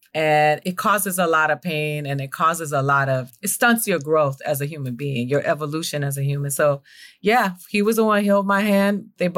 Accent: Miami, Florida, United States; I'm from Miami too

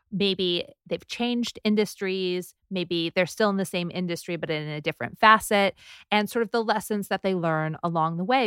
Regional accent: Southern California, United States; also born or lived in New York; now in Los Angeles, United States; I'm from Southern California

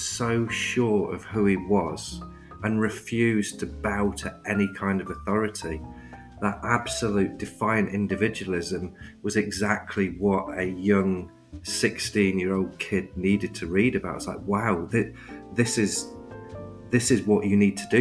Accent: Cotgrave, East Midlands, United Kingdom; also born or lived in Reading; I grew up in a mining village just outside Nottingham called Cotgrave

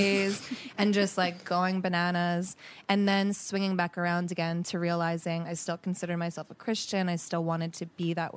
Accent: United States; moved away as an adult; now in Los Angeles, United States; I'm from Jersey, Philly

